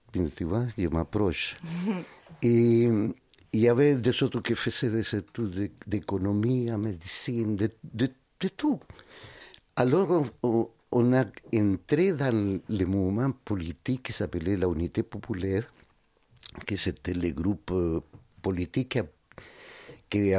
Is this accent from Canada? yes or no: no; Santiago, Santiago Metropolitan, Chile; born there; Oui, mais j'appartiens à des Andiens qui sont un peu plus au sud de Santiago, tu vois, à 250 km au sud de la capitale.